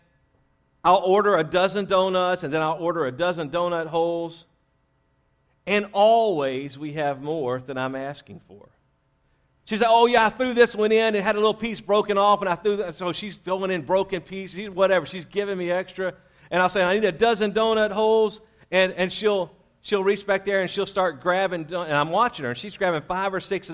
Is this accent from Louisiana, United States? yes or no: yes; Louisiana, United States; moved away; I was raised in Louisiana